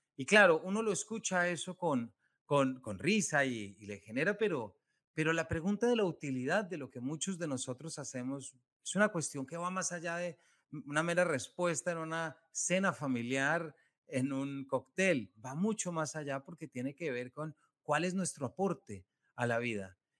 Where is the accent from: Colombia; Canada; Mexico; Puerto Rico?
Colombia; yo les estoy hablando desde Colombia, yo soy colombiano